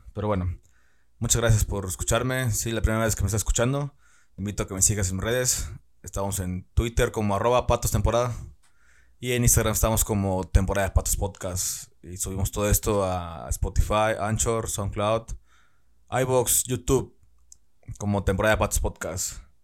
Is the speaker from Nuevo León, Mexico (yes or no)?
no; Tamaulipas, Mexico; now in Ciudad Victoria, Mexico; yo soy del estado de Tamaulipas